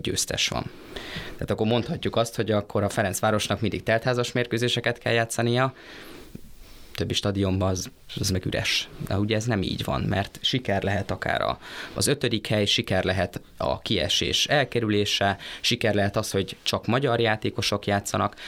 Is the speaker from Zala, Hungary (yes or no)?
no; Debrecen, Hajdú-Bihar, Hungary; én debreceniként azt mondom, hogy én büszke civis városi vagyok